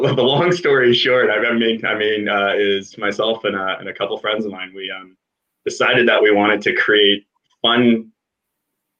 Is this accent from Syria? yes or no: no; Vancouver, British Columbia, Canada; also born or lived in Calgary; relocated a couple years ago back home to where I grew up in Vancouver